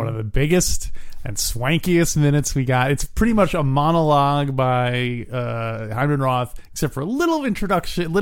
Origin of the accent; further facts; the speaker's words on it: Yorktown, New York, United States; we were growing up in Yorktown, New York